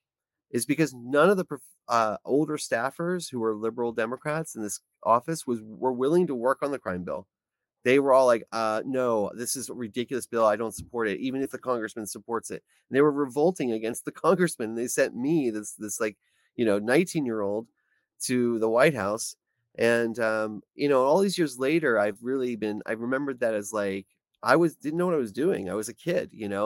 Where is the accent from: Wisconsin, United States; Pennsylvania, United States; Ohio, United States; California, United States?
Pennsylvania, United States; Pittsburgh; moved away as an adult; now in Washington, D.C., United States; I was born in Pittsburgh, Pennsylvania, where I graduated high school from Taylor Alderdice.